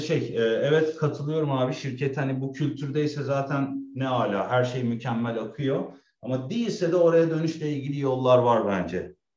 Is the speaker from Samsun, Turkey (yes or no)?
no; Istanbul, Turkey; moved away as an adult; also born or lived in Germany; now in Berlin, Germany; 40 yaşında da geri geldim yani 37 yıl e, Türkiye'de İstanbul'da yaşadıktan sonra